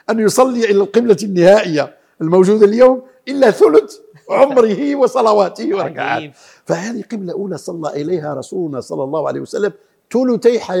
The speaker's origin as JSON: {"language": "Arabic", "country": "Morocco", "said": "وهذا كان الحج سنة كاملة عندنا في المغرب"}